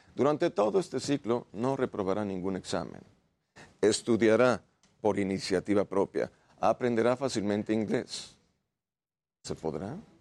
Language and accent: Spanish; Mexico; also born or lived in Santiago, Chile; Inmigrado mexicano